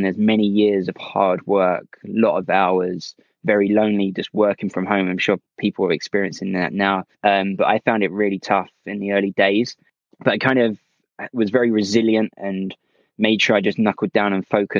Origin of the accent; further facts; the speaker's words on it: Essex, East of England, United Kingdom; moved away as an adult; now in London, United Kingdom; I'm originally from Essex, but I now live in London, where my company's based